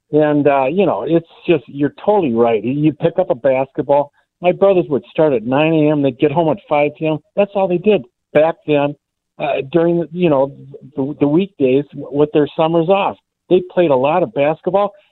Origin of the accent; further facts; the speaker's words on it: Minneapolis, Minnesota, United States; I grew up in South Minneapolis. I went to Minneapolis Washburn.